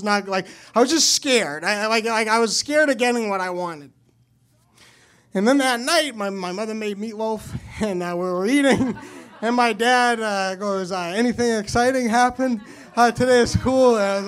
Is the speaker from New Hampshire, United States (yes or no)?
yes; New Hampshire, United States; So I am from New Hampshire.